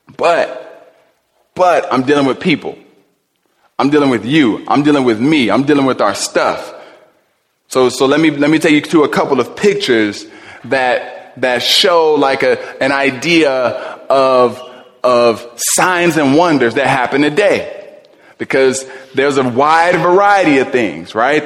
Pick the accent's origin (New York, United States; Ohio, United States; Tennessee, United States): Ohio, United States; Cleveland; when I was young, I was raised in Cleveland.